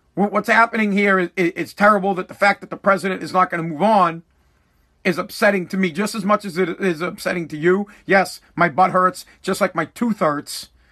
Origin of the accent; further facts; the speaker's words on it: United States; That is my right as an American